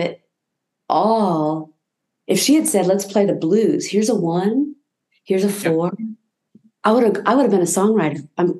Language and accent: English; Newport News, Virginia, United States; growing up in the South. Let's have a healthy mix of people to learn from and to share with, and Newport News was cool that way.